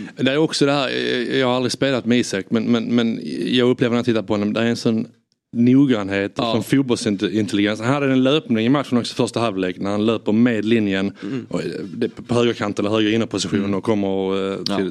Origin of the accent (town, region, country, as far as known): Sweden